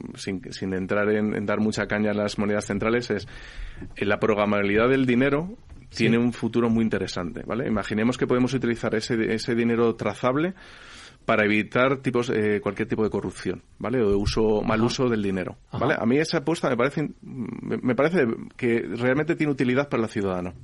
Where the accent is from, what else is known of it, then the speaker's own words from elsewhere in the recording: Spain; esto es en España, que somos un país europeo que somos, se supone que bastante avanzados